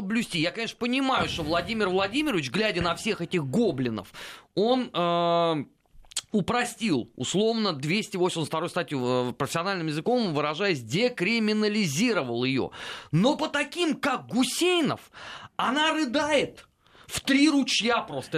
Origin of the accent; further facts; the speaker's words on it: Moscow, Russia; я родился и вырос э, в Москве, причем даже не в первом поколении